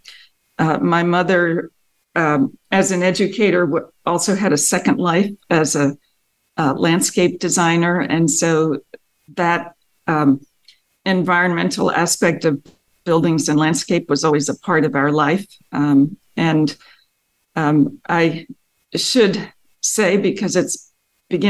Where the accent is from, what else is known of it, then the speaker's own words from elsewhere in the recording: Paoli, Pennsylvania, United States; I grew up in a small town outside of Philadelphia, in Pennsylvania. The town was called Paoli